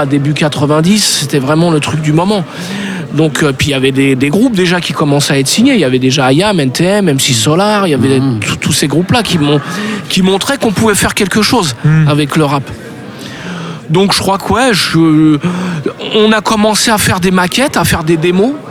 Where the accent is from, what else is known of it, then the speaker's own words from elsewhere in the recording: Paris, Île-de-France, France; moved away as an adult; Je viens de Paris.